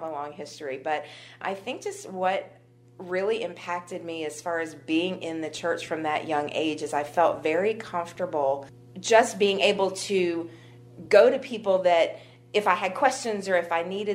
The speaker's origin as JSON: {"language": "English", "town": "Harrisonburg", "region": "Virginia", "country": "United States", "tie": "born or raised there", "also_born_or_lived": "Staunton, Virginia / New Jersey / Bridgewater, Virginia", "said": "I am local. I was born in Stanton. My parents moved to Harrisonburg when I was 3, I believe, and I've been in the Harrisonburg-Bridgewater area ever since"}